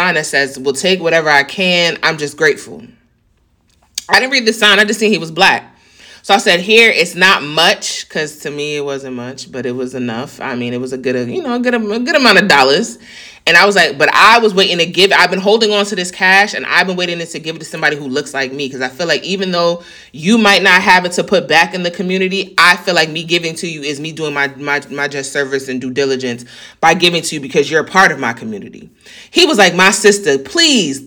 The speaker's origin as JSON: {"language": "English", "region": "New York", "country": "United States", "moved": "yes", "said": "I'm from New York"}